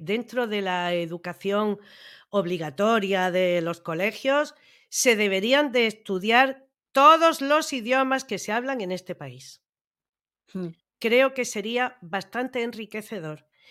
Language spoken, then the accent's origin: Spanish; Andalusia, Spain; yo como andaluza también me ofendo cuando de otras comunidades dicen que es que los andaluces no sabemos hablar